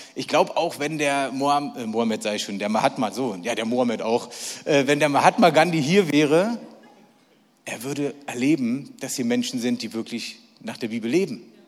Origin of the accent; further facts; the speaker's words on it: Berlin, Germany; ich bin echter Berliner und zwar wirklich ein echter, echter. Ich bin in Berlin geboren, ich bin dort gelebt und alles, was ich mache, mache ich in Berlin.